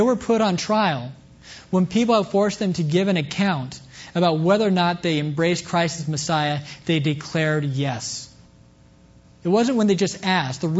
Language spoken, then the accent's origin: English; Kansas, United States; moved away; coming back to my hometown in Kansas